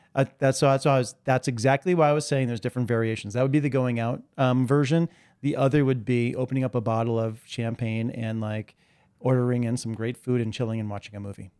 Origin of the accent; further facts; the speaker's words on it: New York City, New York, United States; I was born in Greenwich